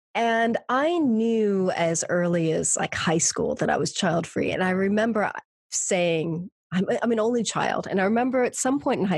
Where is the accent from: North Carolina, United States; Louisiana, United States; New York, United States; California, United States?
California, United States; moved away as an adult; also born or lived in Mexico / Spain; now in United Kingdom; I grew up in California. And then when I was 21 years old, I studied abroad in Spain. And that was my first time outside of the States.